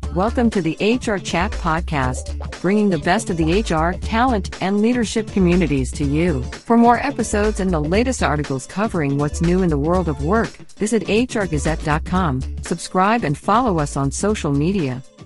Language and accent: English; Singapore; now in Bonn, Germany; I am originally from Singapore, but I work in Germany in the beautiful Bonn area near Cologne